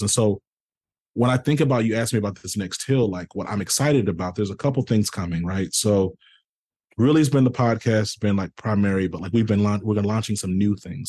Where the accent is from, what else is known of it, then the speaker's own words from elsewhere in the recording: the South, United States; I'm from the South